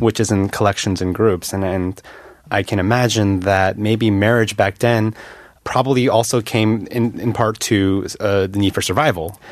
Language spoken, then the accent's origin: English; United States; moved away as an adult; now in Korea; I, as an American